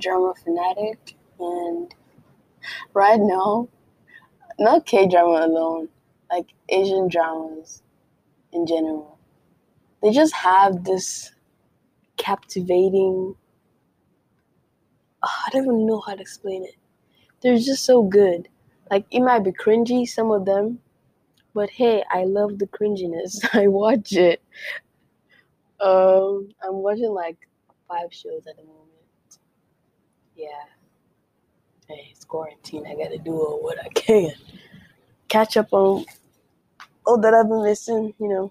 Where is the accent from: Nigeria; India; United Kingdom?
Nigeria; Calabar, Cross River; accent: Nigerian; American; first language Efik; English is a second language; now in United States; I am Nigerian. I was born and raised in Nigeria. And then I moved here to the United States. So I do speak my mother tongue, which is Efik. I am Calabar Cross River babe.